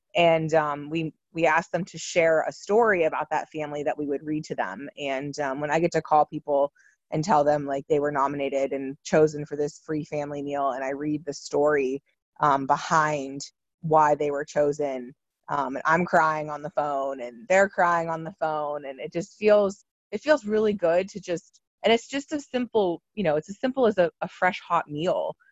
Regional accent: Salem, Ohio, United States; I'm from Salem, so um, like growing up, you know, we just had Salem stuff

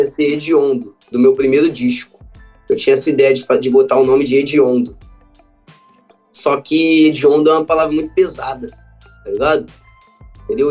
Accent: Rio de Janeiro, Brazil; mesmo sendo carioca

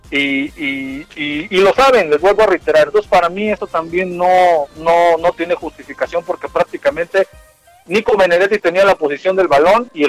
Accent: Mexico; antes que todo soy mexicano

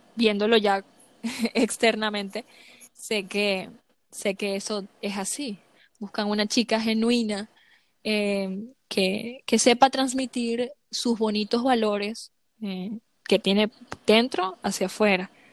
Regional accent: Venezuela; first language Spanish; aunque sigo siendo latina y me encanta el bochinche, como decimos en Venezuela

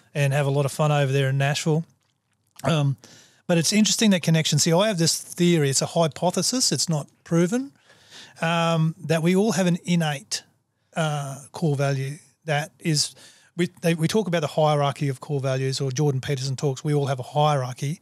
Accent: Australia; I'm a human before I'm an Aussie

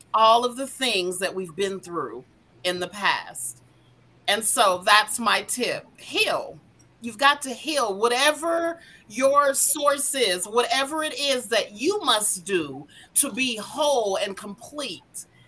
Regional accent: Denver, Colorado, United States; born and raised in Denver, Colorado

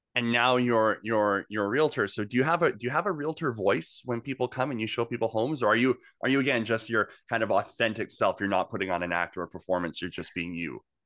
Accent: Okanagan, British Columbia, Canada; moved away as an adult; now in Greater Victoria, Canada; I'm not from here. I've only been here for ten years. I came from the Okanagan originally

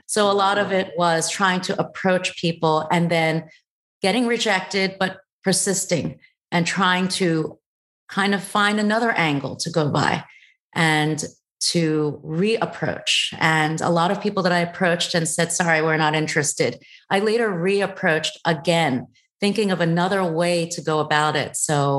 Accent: United States; born there; also born or lived in Thailand; even though I am Chinese of origin. I was born in the States.

